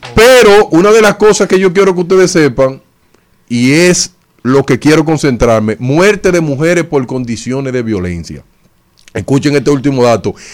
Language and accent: Spanish; Dominican Republic; los dominicanos somos expertos